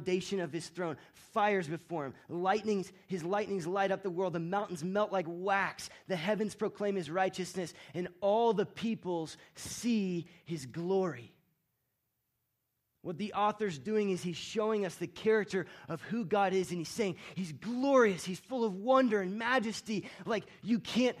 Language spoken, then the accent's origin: English; Florida, United States; moved away as an adult; now in Colorado, United States; my wife Rachel and I and our son Banyan, we're from Florida. And our families all still live in Florida